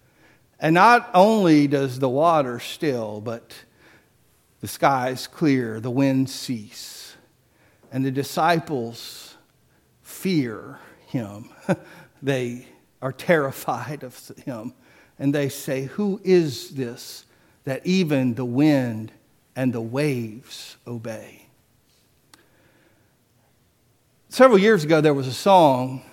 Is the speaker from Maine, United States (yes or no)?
no; Biloxi, Mississippi, United States; moved away; I'm from Biloxi